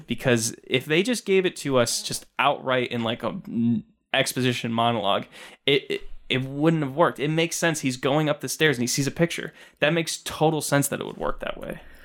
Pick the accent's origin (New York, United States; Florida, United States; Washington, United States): New York, United States; Binghamton; being from, you know, Binghamton